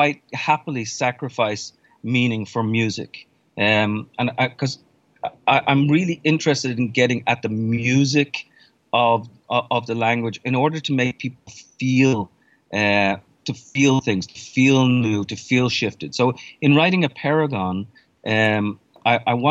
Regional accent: Ireland; moved away as an adult; now in New York, United States; I was born and raised in Ireland, left in my 20s, and then I've spent the vast majority of the time in New York since then

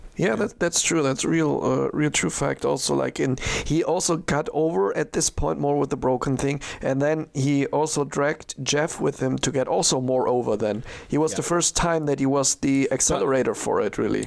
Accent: Düsseldorf area, North Rhine-Westphalia, Germany; I am from, not from Düsseldorf, from the other side of the Rhine, but it's like, uh, it's my hometown area

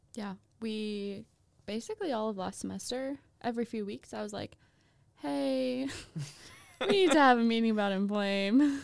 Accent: Minnesota, United States; I'm from Minnesota.

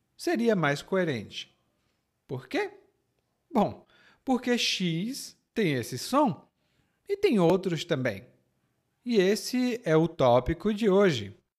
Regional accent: Ceará, Brazil; accent: Ceará; No meu sotaque do Ceará é sh

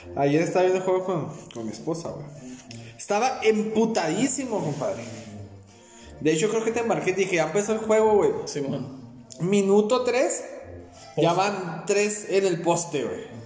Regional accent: Ciudad Juárez, Chihuahua, Mexico; nosotros somos de Ciudad Juárez

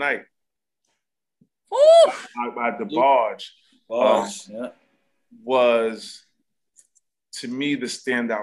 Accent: New York City, New York, United States; being a kid growing up in Harlem

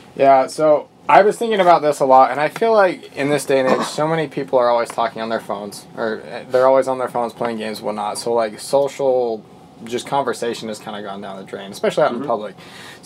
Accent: Bountiful, Utah, United States; I'm from Bountiful, land of plenty

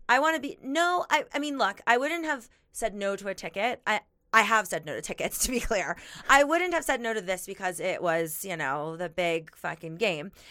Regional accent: Miami, Florida, United States; now in Denver, United States; I'm from Miami

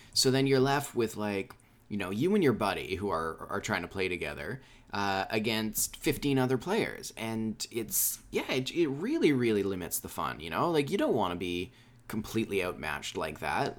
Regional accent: Canada; I'm from Canada

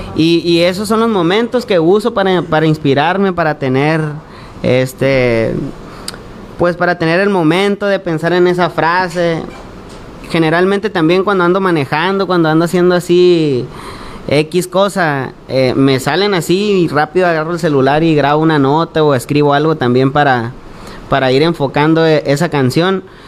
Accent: Navojoa, Sonora, Mexico; somos del pueblo de los Guayums, Navajoa, Sonora. Este, pues ahí toda mi infancia ahí me la pasé

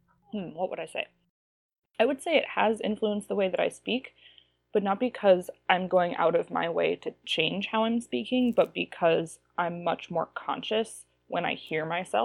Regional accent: Ohio, United States; I could give you a whole episode just on the way my vowels have changed since I moved from Ohio.

